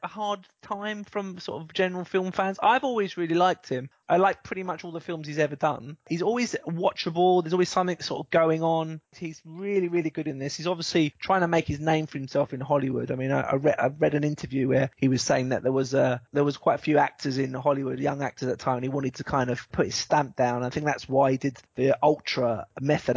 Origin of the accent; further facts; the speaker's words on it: England, United Kingdom; as an Englishman